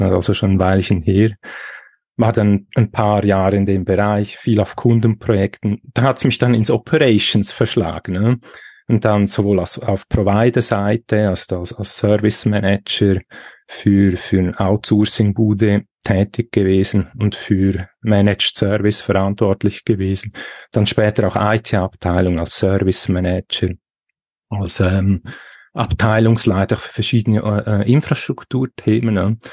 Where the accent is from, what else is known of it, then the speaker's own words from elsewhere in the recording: Switzerland; accent: Swiss; Ich bin aus der Schweiz.